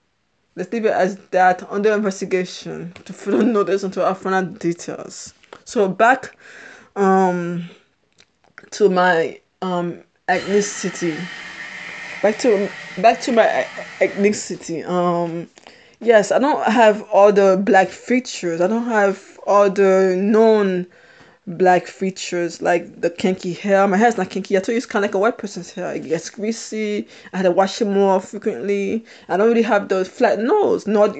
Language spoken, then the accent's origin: English; Haiti; born there; I'm born in a different country. I'm not American. I was born in Haiti.